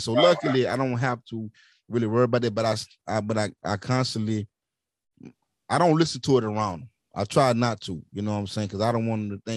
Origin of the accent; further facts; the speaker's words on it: Centerville, United States; I get back to Centerville to my hometown